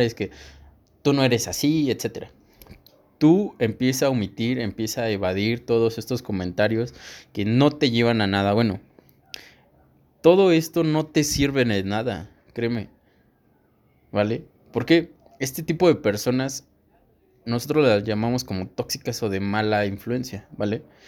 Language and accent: Spanish; State of Mexico, Mexico; yo soy de aquí, del Estado de México